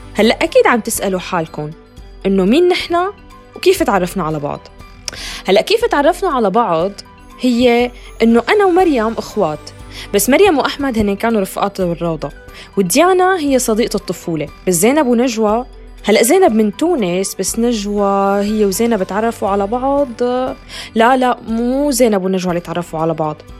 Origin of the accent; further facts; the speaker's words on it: Syria; also born or lived in Turkey; now in Norway; من سوريا عشت بتركيا بس حاليا عايشة بالنرويج